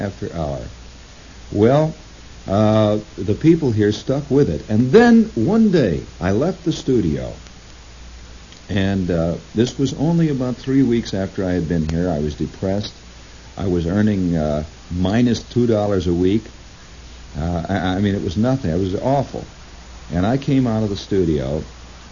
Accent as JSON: {"language": "English", "area": "Middle West", "region": "Midwest", "country": "United States", "moved": "yes", "said": "I'm the bumpkin from the Middle West"}